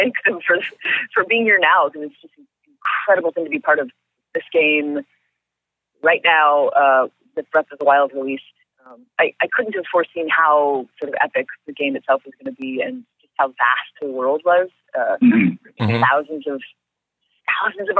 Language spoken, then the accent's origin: English; Upper Michigan, United States; I come from Upper Michigan